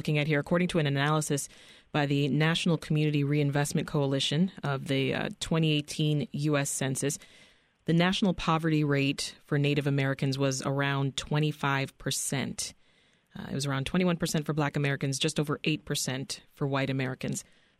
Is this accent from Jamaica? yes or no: yes; Jamaica; born there; moved away; I, as an immigrant myself, I'm Jamaican born, and I know what it feels like every time I've moved to a different place and I can't find food from my native country